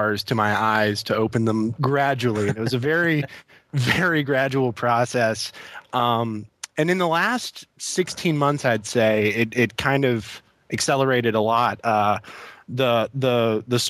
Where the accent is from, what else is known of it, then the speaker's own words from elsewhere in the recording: Virginia, United States; moved away as an adult; now in Indiana, United States; I moved back to my home state of Virginia.